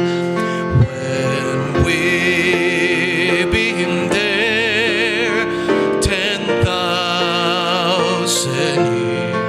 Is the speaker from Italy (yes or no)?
no; Argentina; moved away; one of my favorite hymns that I grew up with back in Argentina